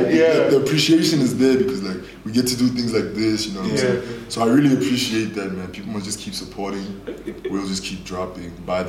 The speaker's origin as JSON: {"language": "English", "town": "Spokane", "region": "Washington", "country": "United States", "said": "I'm from Zone 3, bro. I'm from Spokane."}